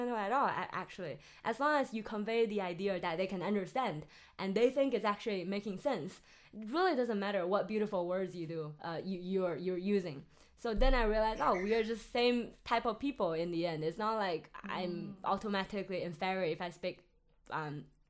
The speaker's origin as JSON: {"language": "English", "region": "Henan", "country": "China", "tie": "born or raised there", "second_language": "English", "said": "my hometown's in Henan"}